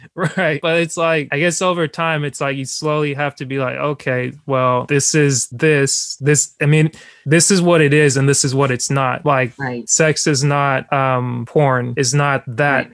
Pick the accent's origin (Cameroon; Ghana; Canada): Cameroon; moved away; my main nickname growing up in Cameroon and around my parents has always been …